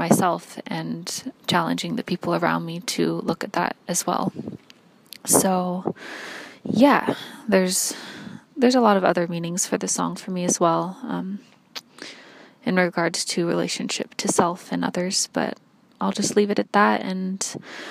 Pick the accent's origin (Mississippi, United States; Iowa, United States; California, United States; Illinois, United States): California, United States; LA Basin area, Southern; now in United Kingdom; I'm originally from Southern California on the occupied territories of the Tongva Nation, LA Basin area.